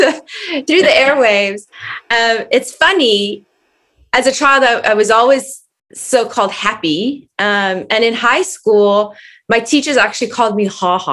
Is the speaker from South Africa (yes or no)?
yes; South Africa; I grew up in South Africa